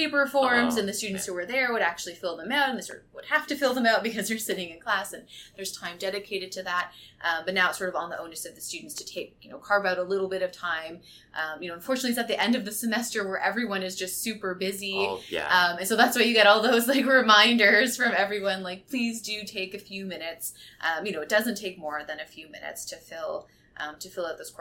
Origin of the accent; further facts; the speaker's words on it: Barrie, Ontario, Canada; moved away as an adult; also born or lived in Toronto; Living downtown Toronto, I'm from Barrie, and so I was excited just to come and live in Toronto, living in the dorm away from home